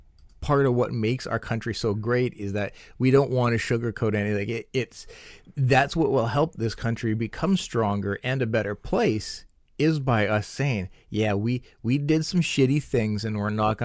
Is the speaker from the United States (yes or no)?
no; Canada; I'm a Canadian. Mm-hmm. I love the fact that this is where I was born and raised.